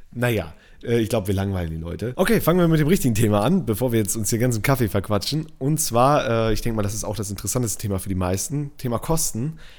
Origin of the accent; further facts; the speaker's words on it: Northern Germany / Lower Saxony, Germany; Ich komme aus Norddeutschland